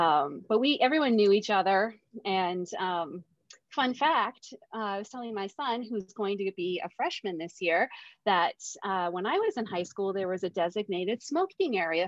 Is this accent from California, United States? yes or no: no; Richmond, Vermont, United States; I live in Richmond, Vermont, and that's it. That town that I grew up in. I moved away in my 20s and I came back when I had married and started a family. I'm an only child, so I am actually live next door to my parents.